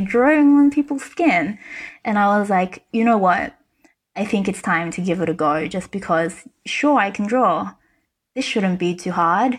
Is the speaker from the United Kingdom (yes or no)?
no; Australia; moved away as an adult; also born or lived in China / New York City, United States; now in Warsaw, Poland; I was born in China. I grew up in Australia, I studied in New York, and now I live in Warsaw, Poland.